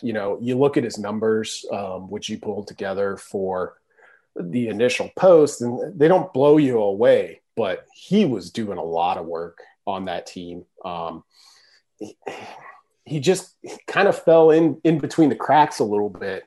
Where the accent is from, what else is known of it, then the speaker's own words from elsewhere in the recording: Nebraska, United States; moved away; I was from Nebraska